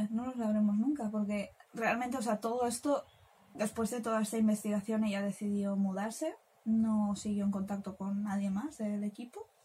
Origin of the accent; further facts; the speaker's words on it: Spain; somos españolas